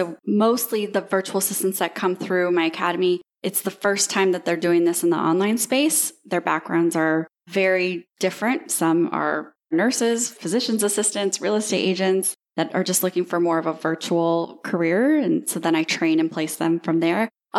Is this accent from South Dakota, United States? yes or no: no; Destin, Florida, United States; I am from Destin, Florida, and I am 34 years old.